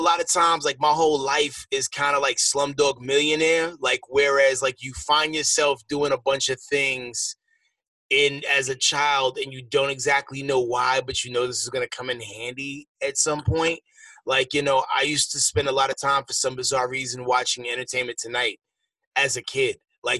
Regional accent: New York, United States; I'm originally from New York.

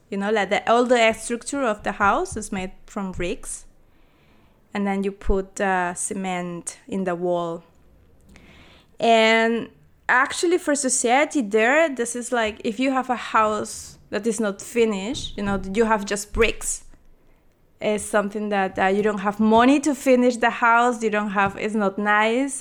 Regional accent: Peru; moved away as an adult; also born or lived in Chile; now in Berlin, Germany; I'm from Peru, and I study product

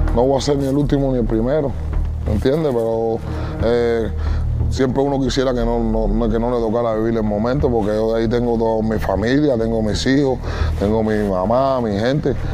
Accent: Cuba; moved away as an adult; yo como cubano de allí, que ahora está aquí

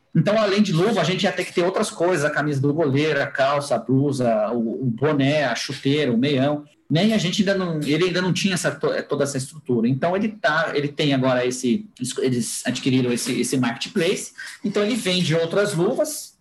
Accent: Brazil; como brasileiro

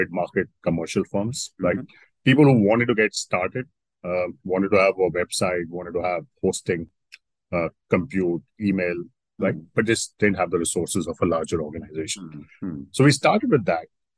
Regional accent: Delhi, India; now in Singapore; I was born and brought up in Delhi, to middle class parents

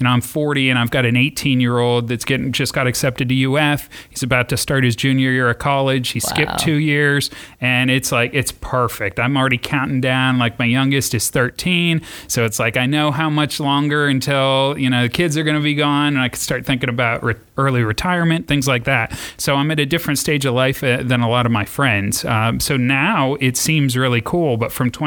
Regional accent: about an hour north of Pittsburgh, Pennsylvania, United States; moved away as an adult; now in Gainesville, United States; just about an hour north of Pittsburgh.

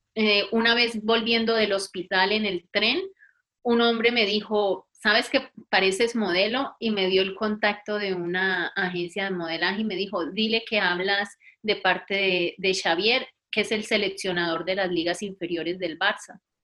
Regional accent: Buga, Valle del Cauca, Colombia; moved away as an adult; also born or lived in Buenos Aires, Argentina / Popayán, Colombia / Madrid, Spain; now in Catalonia, Spain; soy del Valle del Cauca, de Buga, y en este momento vivo en Cataluña.

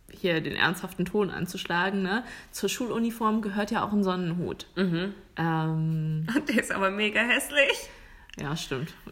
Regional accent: Germany; moved away; bei uns in Deutschland

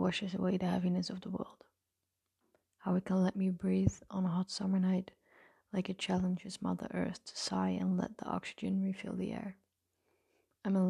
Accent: Netherlands; I'm from the Netherlands

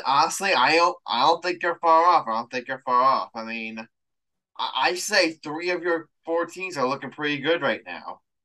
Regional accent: New York, United States; I'm a New Yorker.

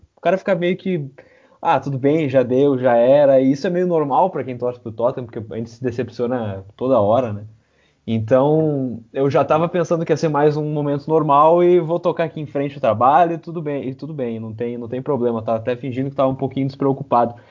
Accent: Caxias / Porto Alegre, the South, Rio Grande do Sul, Brazil; sou de, aqui de Caxias, sou de Porto Alegre, é, do Sul

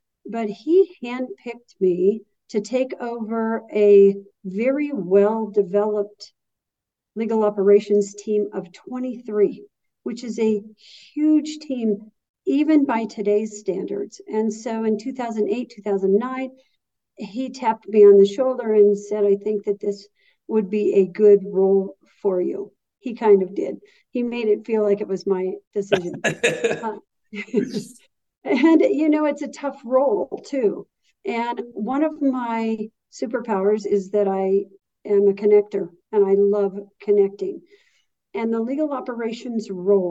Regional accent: Boulder, Colorado, United States; moved away as an adult; also born or lived in Santa Barbara, California; I was born and raised in Boulder, Colorado

